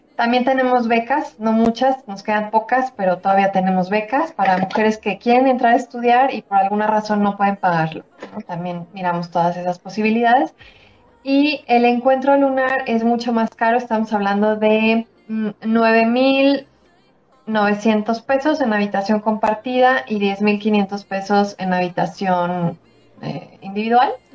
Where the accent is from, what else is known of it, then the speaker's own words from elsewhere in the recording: Mexico; soy mexicana